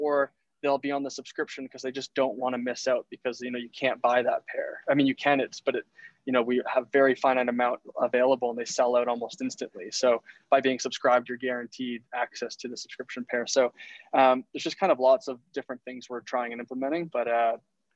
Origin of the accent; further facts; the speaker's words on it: Ontario, Canada; now in British Columbia, Canada; I'm originally from Ontario, living in BC